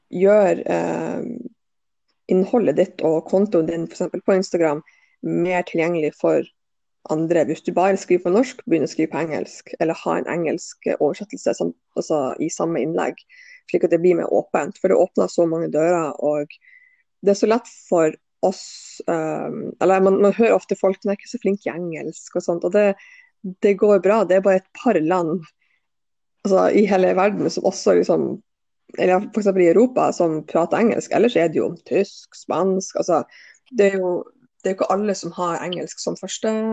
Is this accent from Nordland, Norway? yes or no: yes; Bodø, Nordland, Norway; jeg er oppvokst i Bodø, så jeg er jo fra samme plassen som Eir